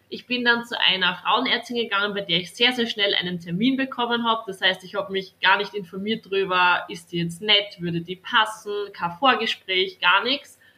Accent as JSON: {"language": "German", "region": "Styria", "country": "Austria", "said": "bin 22 Jahre alt und komme aus der Steiermark, das heißt aus Österreich. Das hört man vielleicht"}